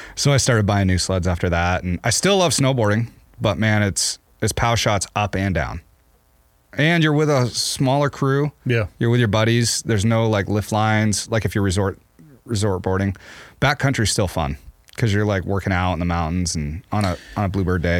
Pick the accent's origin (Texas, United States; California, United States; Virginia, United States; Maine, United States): Maine, United States; now in Montana, United States; when I was a kid, growing up in Maine